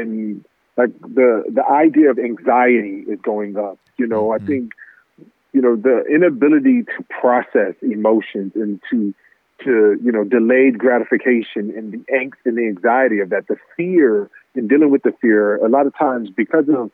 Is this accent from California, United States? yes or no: yes; Los Angeles, California, United States; I'm born in LA. You know, I grew up in the Magic era